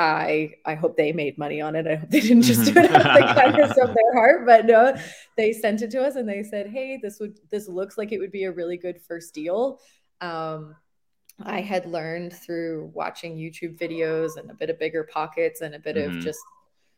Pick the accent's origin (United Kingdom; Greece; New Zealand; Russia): New Zealand; moved away as an adult; also born or lived in Florida; now in San Antonio, United States; I live in San Antonio now, and I am originally from New Zealand, though.